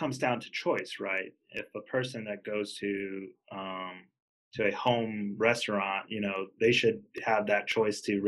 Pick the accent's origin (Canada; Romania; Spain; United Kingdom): Spain; also born or lived in Mexico; now in United States; I grew up in Spain, and then I moved to the United States.